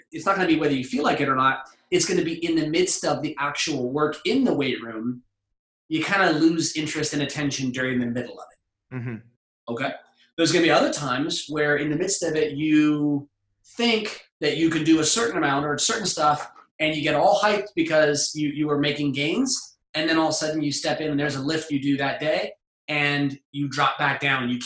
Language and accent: English; California, United States; I grew up in California and lifeguards